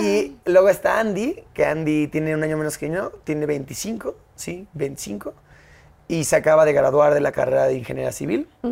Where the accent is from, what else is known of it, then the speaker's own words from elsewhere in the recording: Mexico City, Mexico; also born or lived in United States; yo nací aquí en la CDMX. Sí. Nací el 29 de marzo del 96. Soy chilango.